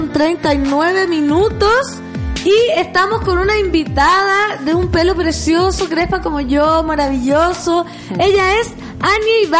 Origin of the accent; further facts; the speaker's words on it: Putaendo, Valparaíso, Chile; now in Santiago, Chile; yo soy de Putaendo, acá